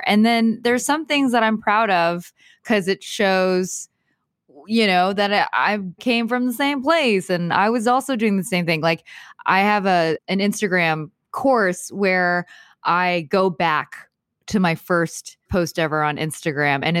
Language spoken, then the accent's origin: English; Texas, United States; I grew up in Texas